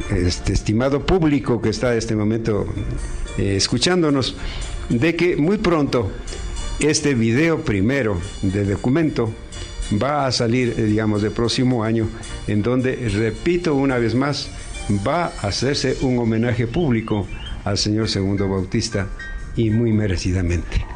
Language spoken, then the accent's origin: Spanish; Ecuador; now in United States; somos ecuatorianos